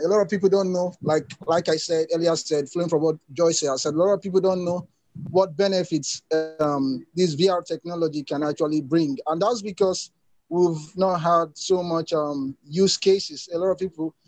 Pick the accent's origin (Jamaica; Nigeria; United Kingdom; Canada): Nigeria; I'm from Nigeria